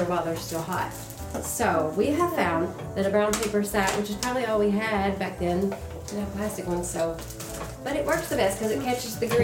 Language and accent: English; the South, United States; we're from the South